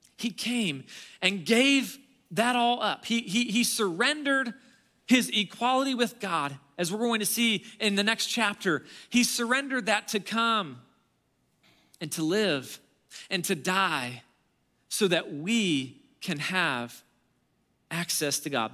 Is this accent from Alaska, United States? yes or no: yes; Alaska, United States; I grew up in Alaska.